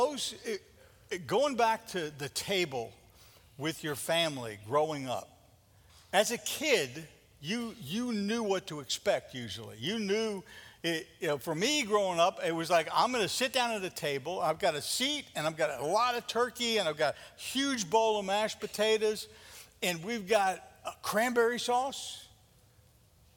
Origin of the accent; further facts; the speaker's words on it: New York, United States; growing up in New York